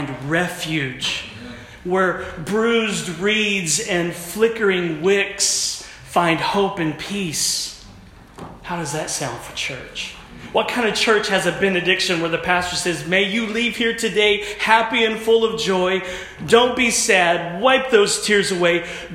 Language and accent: English; United States; also born or lived in Oklahoma / Texas; I'm from Oklahoma and Texas